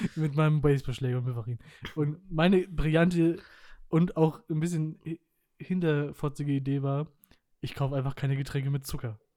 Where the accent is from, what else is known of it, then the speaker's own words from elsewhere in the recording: Germany; als Deutscher